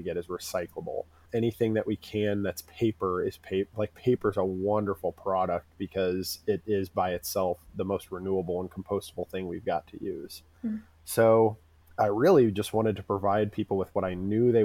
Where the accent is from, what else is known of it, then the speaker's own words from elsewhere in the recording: Urbana, Illinois, United States; also born or lived in Champaign, Illinois; I grew up in Urbana, and I grew up in a pretty poor part of it.